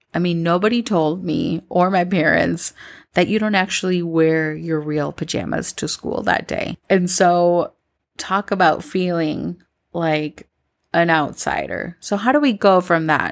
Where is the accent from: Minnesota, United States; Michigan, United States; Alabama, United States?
Minnesota, United States; moved away as an adult; now in Colombia; growing up in Minnesota, I always felt like an outsider.